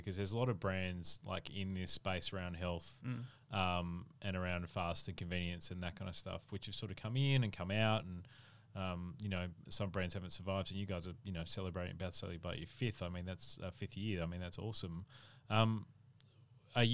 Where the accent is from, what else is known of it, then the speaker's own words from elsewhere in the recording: Adelaide, South Australia, Australia; I'm from Adelaide.